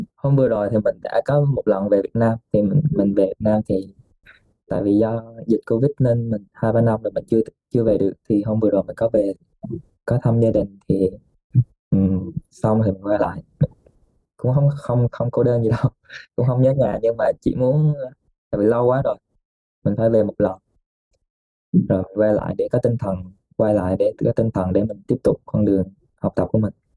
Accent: Vietnam; also born or lived in Nagasaki, Japan; now in Japan; người Việt của mình

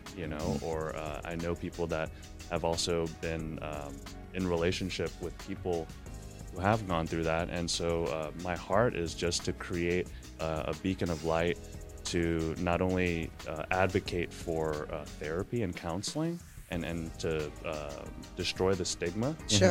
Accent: New York, United States; moved away as an adult; now in Houston, United States; I'm born and raised in New York, and I've been in Houston for about 8 years now

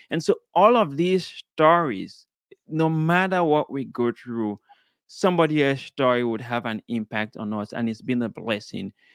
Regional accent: Sierra Leone; I was born in Sierra Leone, West Africa.

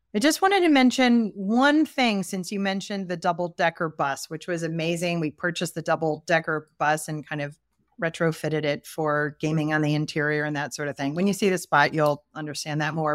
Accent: East Coast, United States; accent: East Coast; my East Coast accent

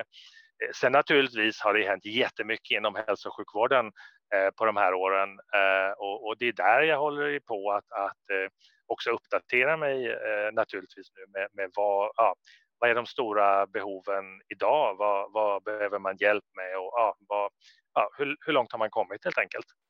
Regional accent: Sweden; moved away as an adult; jag är ju svensk och jag kommer tillbaka till mitt land, Sverige

